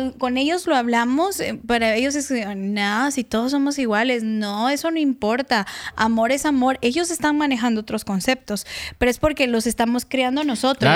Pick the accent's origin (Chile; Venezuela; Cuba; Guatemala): Guatemala; accent: chapín; moved away; Yo soy de una región de, de Guatemala que, bueno, Guatemala empezando es un país pequeñitito, pero estamos muy segregados también y muy divididos culturalmente. Es, yo soy de Chiquimula y de Zacapa